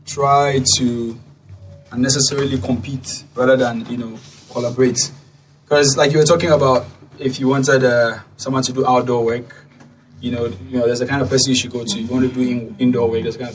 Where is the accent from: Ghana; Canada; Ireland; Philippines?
Ghana; Accra, Greater Accra; I grew up in Osu.